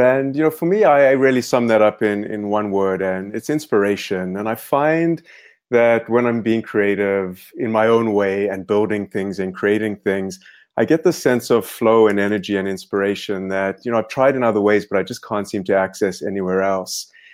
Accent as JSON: {"language": "English", "country": "South Africa", "tie": "born or raised there", "moved": "yes", "said": "I grew up in South Africa"}